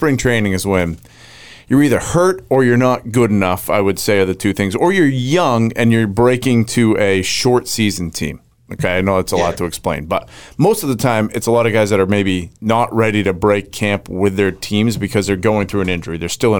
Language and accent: English; Tampa, Florida, United States; I was born and raised in Tampa. I speak English